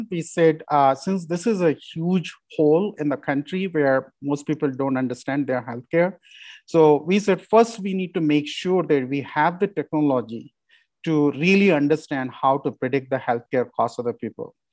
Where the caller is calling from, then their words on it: Colorado, United States; I'm calling from real Colorado today.